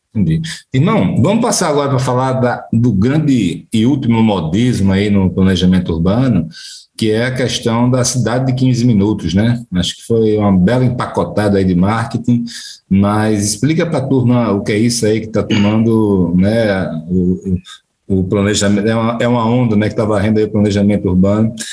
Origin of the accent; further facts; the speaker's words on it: Maceió, Alagoas, Brazil; moved away; also born or lived in Recife; eu saí de Maceió para Recife